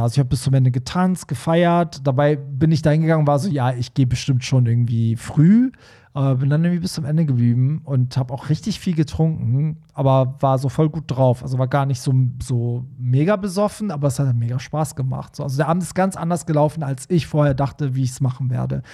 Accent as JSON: {"language": "German", "region": "Hamburg", "country": "Germany", "said": "als Hamburger, der da ab und zu mal ist"}